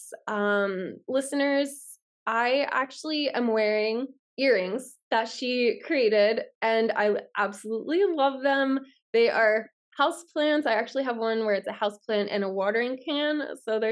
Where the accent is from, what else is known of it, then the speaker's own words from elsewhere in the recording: Pennsylvania, United States; I'm from Pennsylvania